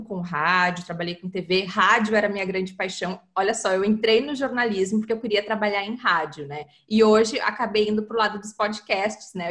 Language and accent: Portuguese; Porto Alegre, Rio Grande do Sul, Brazil; eu sou de Porto Alegre